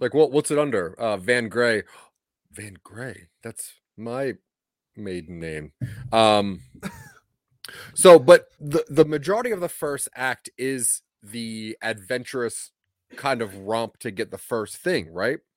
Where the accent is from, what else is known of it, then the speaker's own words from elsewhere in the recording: Delaware, United States; I'm from Delaware